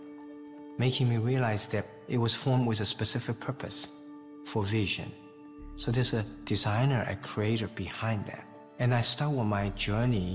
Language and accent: English; China; English is a second language; moved away as an adult; now in United States; I came from China as an atheist.